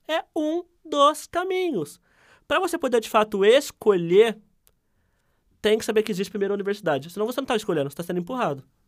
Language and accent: Portuguese; Ribeirão Preto, São Paulo, Brazil; eu sou nascido e criado no Simeone, que é o bairro com mais favelas aqui de Ribeirão Preto